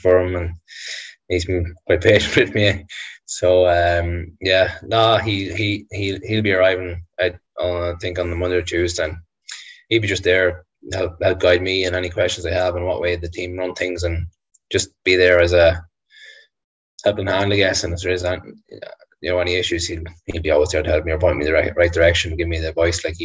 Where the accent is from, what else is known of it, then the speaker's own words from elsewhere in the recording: Ireland; being Irish